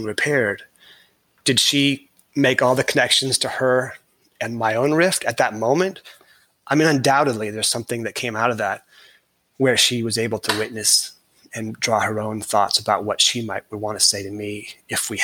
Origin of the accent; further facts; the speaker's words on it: California, United States; I was born in California